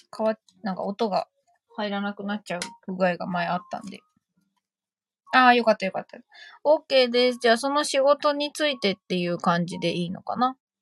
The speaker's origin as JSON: {"language": "Japanese", "region": "Saitama", "country": "Japan"}